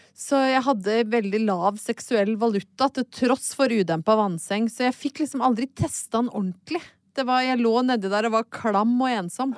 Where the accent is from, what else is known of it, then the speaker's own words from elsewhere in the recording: Brøttum, Innlandet, Norway; hjemme på Brøttum